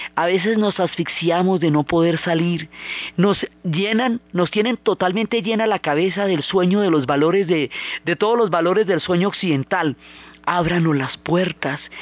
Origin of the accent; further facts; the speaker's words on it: Colombia; todas las múltiples comunidades que han conformado una riqueza cultural que a nosotros todos nos identifica como colombianos